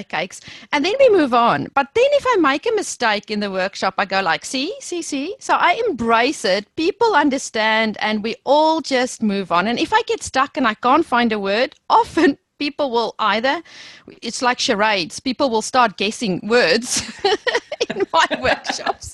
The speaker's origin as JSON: {"language": "English", "country": "South Africa", "accent": "South African", "moved": "as an adult", "said": "I think I will never lose my South African accent."}